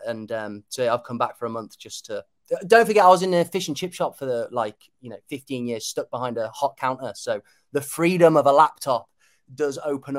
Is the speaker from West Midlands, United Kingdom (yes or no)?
yes; Kidderminster, West Midlands, United Kingdom; my dad's Cypriot, so I'm half Cypriot, but I was born and bred in Kidderminster, small town just outside of, like 40 minutes outside of Birmingham.